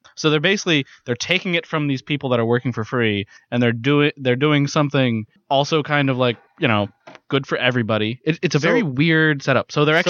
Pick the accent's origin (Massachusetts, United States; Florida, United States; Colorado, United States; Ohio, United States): Ohio, United States; Mingo Junction; moved away; I'm not from Steubenville. I'm from Mingo Junction.